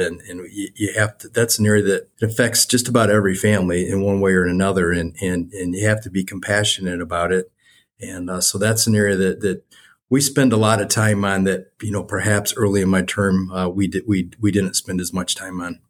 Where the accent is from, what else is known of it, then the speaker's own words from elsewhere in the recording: Westland, Michigan, United States; also born or lived in Wayne, Michigan; I grew up here in Westland